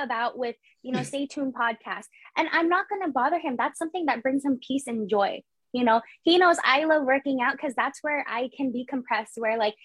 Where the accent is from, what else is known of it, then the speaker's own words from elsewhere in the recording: San Jose, California, United States; I was born and raised in San Jose